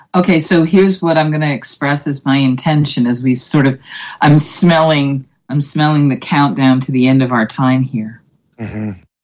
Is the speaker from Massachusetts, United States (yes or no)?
yes; Boston, Massachusetts, United States; I'm from Boston